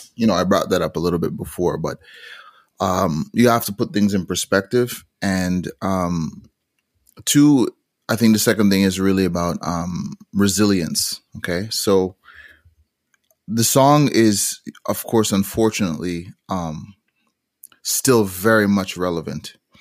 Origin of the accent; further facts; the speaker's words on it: Montreal, Quebec, Canada; also born or lived in Toronto / Jamaica; So I ended up growing, growing up in Montreal, uh, Canada, but traveling back to Jamaica f-, frequently